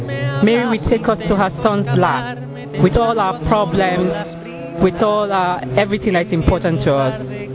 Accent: Nigeria; I'm from Nigeria.

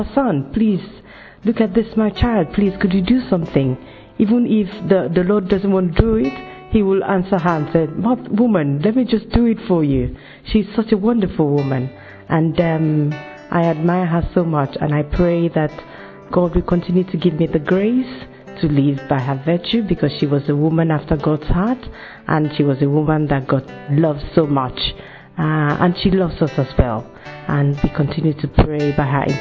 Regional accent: Nigeria; now in United Kingdom; I'm a Nigerian and I'm currently living in the UK

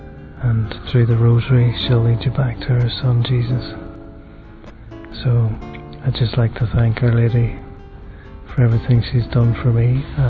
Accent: Ireland; I'm 32 years of age and I come from Ireland.

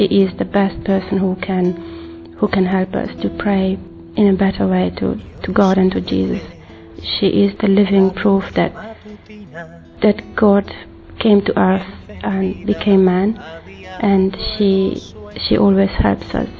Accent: Italy; I'm from Italy

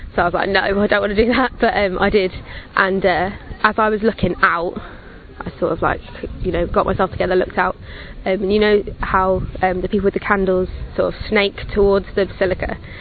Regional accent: England, United Kingdom; I'm 21 and I'm from England

